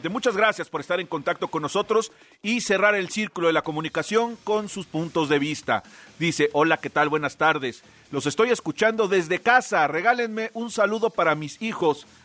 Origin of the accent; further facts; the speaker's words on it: Guadalajara, Jalisco, Mexico; ¿qué tal? … de Guadalajara.